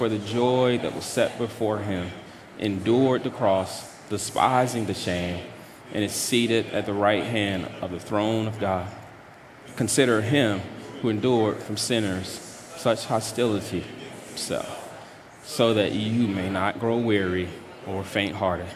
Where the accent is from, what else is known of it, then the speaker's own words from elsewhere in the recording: North Carolina, United States; I'm from the South, from North Carolina, and that's how I grew up.